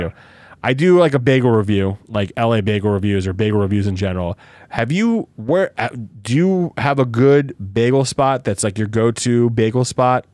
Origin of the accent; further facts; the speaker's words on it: New Jersey, United States; also born or lived in Brooklyn, New York; I moved from Brooklyn, Jersey in fifth grade